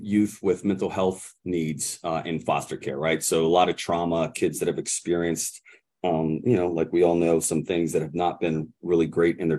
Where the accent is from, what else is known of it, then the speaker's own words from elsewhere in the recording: Mechanicsburg, Pennsylvania, United States; I'm actually from the Mechanicsburg area